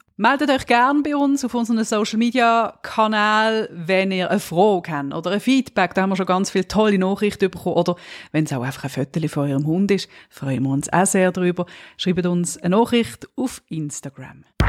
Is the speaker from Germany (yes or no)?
no; Switzerland; Ich bin ja Schweizerin und wir Schweizer